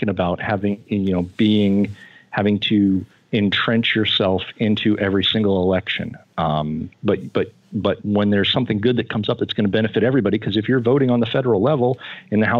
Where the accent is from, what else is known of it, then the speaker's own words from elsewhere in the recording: Florida, United States; moved away as an adult; now in Indiana, United States; I was born in Florida. I grew up there. I spent the first 22-ish years of my life there.